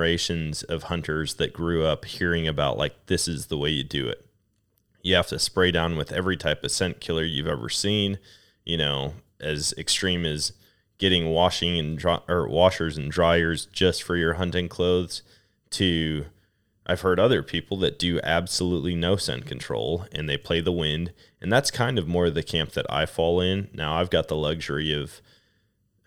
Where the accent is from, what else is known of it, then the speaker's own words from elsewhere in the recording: Wisconsin, United States; also born or lived in Colorado; now in Missouri, United States; what I grew up experiencing in Wisconsin